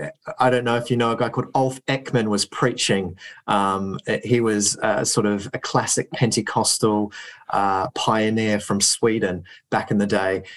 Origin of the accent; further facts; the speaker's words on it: New Zealand; now in United Kingdom; I grew up in New Zealand